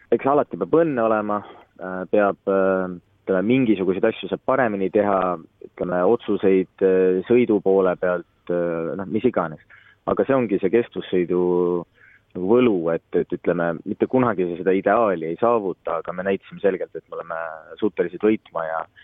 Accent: Estonia; ma tõesti olen esimene eestlane

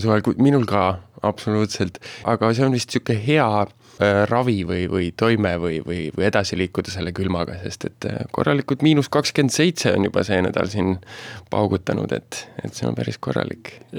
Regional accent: Viljandi, Viljandi County, Estonia; ma põline viljandlane

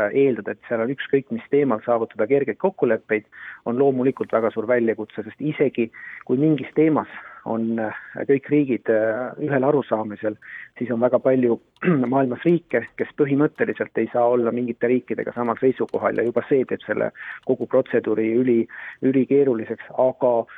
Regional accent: Saare County, Estonia; ma ise äh, olen Saaremaalt pärit

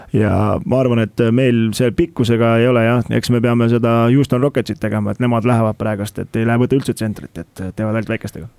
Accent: Estonia; meie kui eestlased

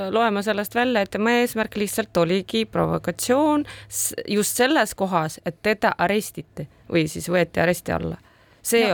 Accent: Ida-Viru County, Estonia; first language Russian; Estonian is a second language; mina olen sündinud Ida-Virumaal

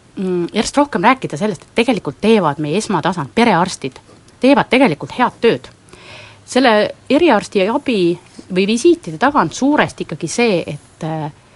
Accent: Võru County, Estonia; minu kodukandist Võrumaast

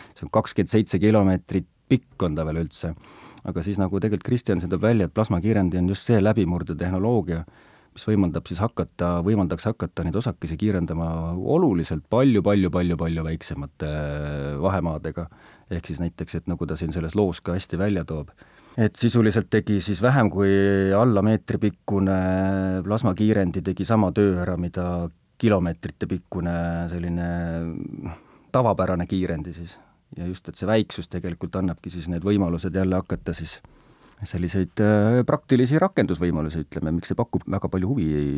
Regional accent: Kiviõli, Ida-Viru County, Estonia; mina kui Põhja-Eesti inimene, minu kodulinn või lapsepõlve kodulinn on Kiviõli

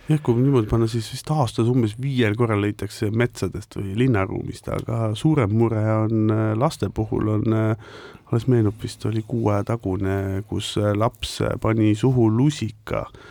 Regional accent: Estonia; also born or lived in Netherlands; natuke oleme ikkagi eestlased

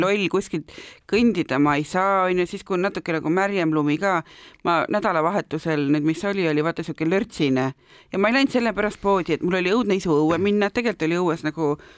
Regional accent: Tartu, Tartu County, Estonia; moved away; ma olen tartlane

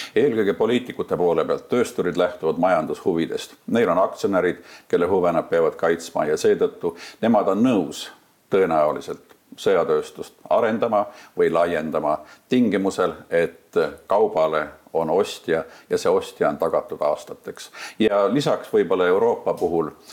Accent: Maardu, Harju County, Estonia; mina olen õppinud sellises koolis mõne aasta küll ainult, kui ma elasin lapsena Kallaveres mis praegu kannab nime Maardu

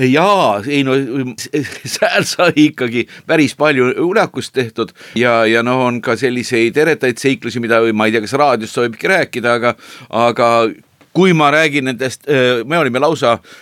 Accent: Tori, Pärnu County, Estonia; lapsepõlve jõmpsikaajad olid tõepoolest Toris

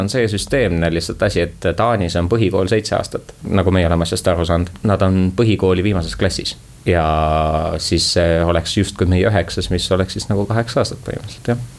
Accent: Tallinn, Harju County, Estonia; ma kolisin Tallinnasse siis, kui ma läksin esimesse klassi, ehk siis võib öelda, et äh, ma olen tallinlane.

